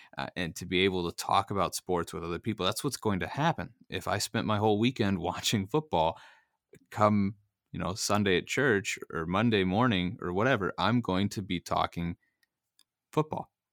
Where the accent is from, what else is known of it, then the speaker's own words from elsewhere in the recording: Missouri, United States; growing up in Missouri and living in Missouri